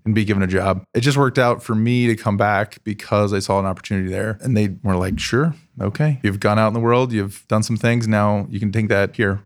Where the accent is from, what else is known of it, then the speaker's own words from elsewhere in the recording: Columbus, Ohio, United States; also born or lived in California; I grew up in Columbus.